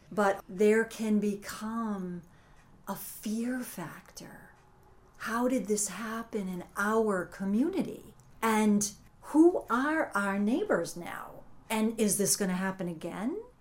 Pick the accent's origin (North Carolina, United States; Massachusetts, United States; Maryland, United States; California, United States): Massachusetts, United States; moved away as an adult; also born or lived in Connecticut / Brewster, Massachusetts; I grew up in Massachusetts, moved to Connecticut, raised my children there